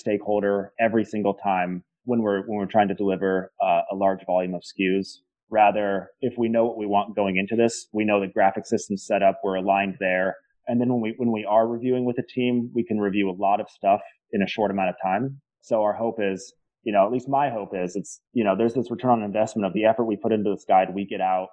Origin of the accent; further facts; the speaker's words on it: Oregon, United States; now in Boston, United States; I'm from the West Coast. Yeah, from Oregon.